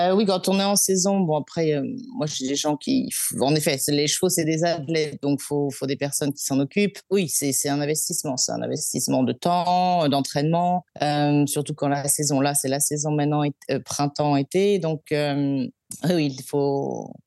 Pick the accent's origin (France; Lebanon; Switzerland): France; Brittany; moved away as an adult; now in Melbourne, Australia; je suis bretonne d'origine